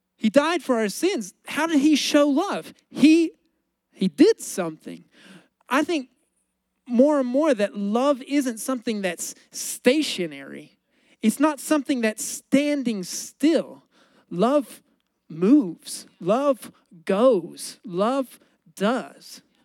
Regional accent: United States; I'm an American

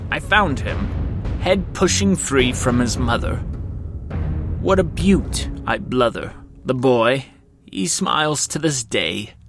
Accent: Kalamazoo, Michigan, United States; from Kalamazoo, Michigan.

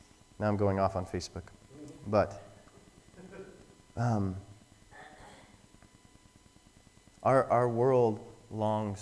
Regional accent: Wyoming, United States; I'm from Wyoming

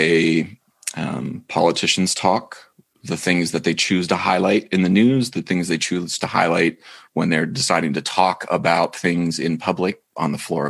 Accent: Dover, Ohio, United States; I grew up in Dover, Ohio.

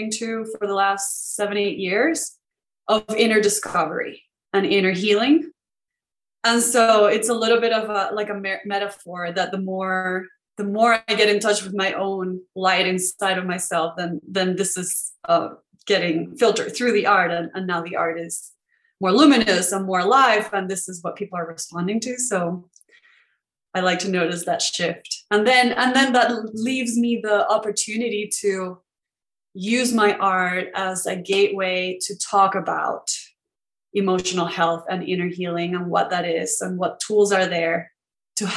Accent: Venezuela; moved away as an adult; So I grew up in Venezuela, and that's where I went to school

